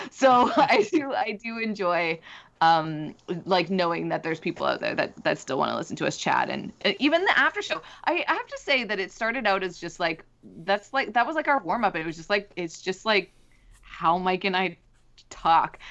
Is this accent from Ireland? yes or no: no; Canada; I do like being Canadian